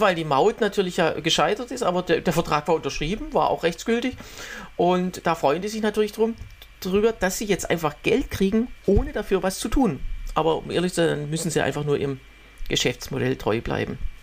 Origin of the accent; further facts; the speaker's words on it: Waldbach, Germany; moved away; in Waldbach, also in meiner äh, Heimat